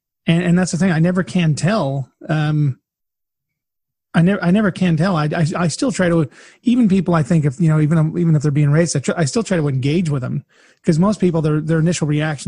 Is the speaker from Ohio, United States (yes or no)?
no; California, United States; now in Kansas, United States; I mean, hell, I'm in Kansas now. I grew up in California